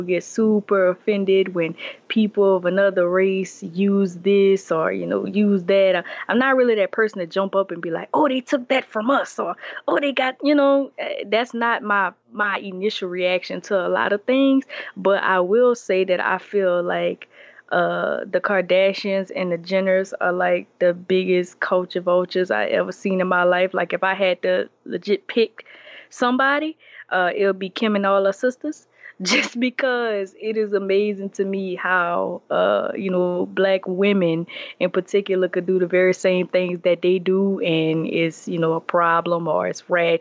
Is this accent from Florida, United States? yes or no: no; Morgan City, Louisiana, United States; moved away as an adult; now in Atlanta, United States; I'm from Morgan City, Louisiana